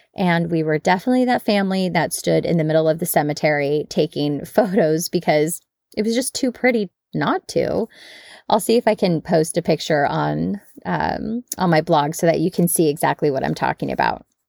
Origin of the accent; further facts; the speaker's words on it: United States; we Americans